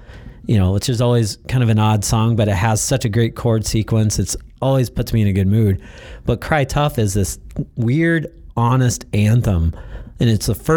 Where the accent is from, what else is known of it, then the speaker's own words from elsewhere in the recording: Oklahoma, United States; I was born in Oklahoma and I love that fact